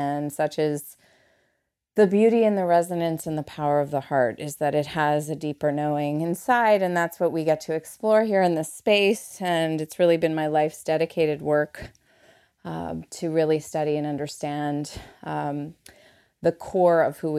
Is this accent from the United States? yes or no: no; Montreal, Quebec, Canada; moved away; I came over from Montreal with a tourist visa. I'm a Montrealais for my Montrealers in the house.